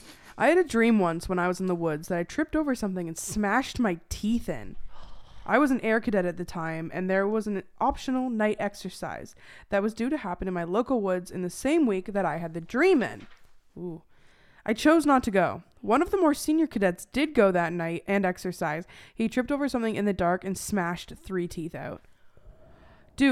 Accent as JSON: {"language": "English", "region": "Arizona", "country": "United States", "tie": "born or raised there", "said": "I grew up in Arizona, and we were in Chicago"}